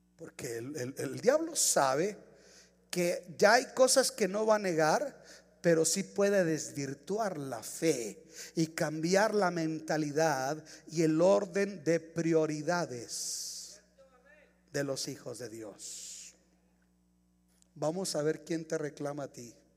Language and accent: Spanish; Mexico; now in United States; Yo soy mexicano.